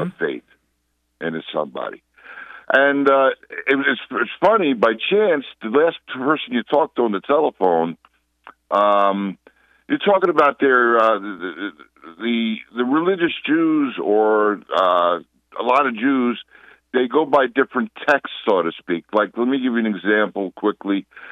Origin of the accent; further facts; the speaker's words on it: Old Westbury, New York, United States; now in West Palm Beach, United States; Westbury, no, old Westbury, Long Island, New York. I was bar mitzvah there